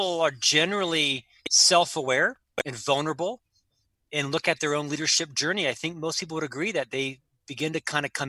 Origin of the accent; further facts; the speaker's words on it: Orlando, Florida, United States; moved away as an adult; also born or lived in Provo, Utah; I'm from Central Florida.